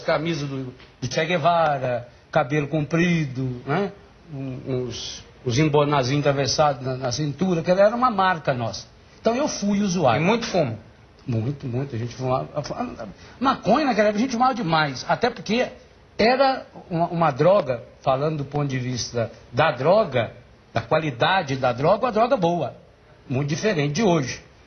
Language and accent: Portuguese; Biguá, Minas Gerais, Brazil; Eu nasci num lugar que não tem no mapa nem do município. Chama-se Biguá.